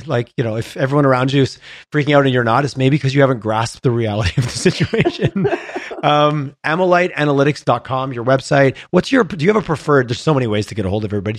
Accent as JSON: {"language": "English", "town": "Montreal", "region": "Quebec", "country": "Canada", "tie": "born or raised there", "moved": "yes", "lives_now": "Calgary, Canada", "said": "I grew up on the on the East Coast, I grew up Montreal"}